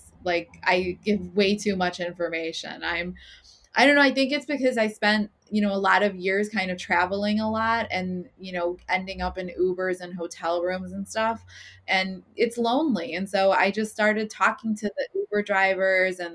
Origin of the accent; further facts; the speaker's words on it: Chicago, Illinois, United States; growing up in Chicago and watching my parents build their businesses